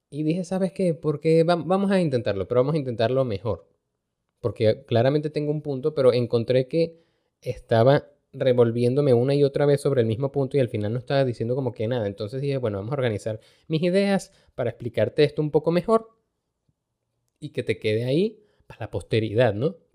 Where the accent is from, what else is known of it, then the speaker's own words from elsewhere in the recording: Venezuela; aquí si hay algo que uno aprende como venezolano es hacer esa vaina, a resolver.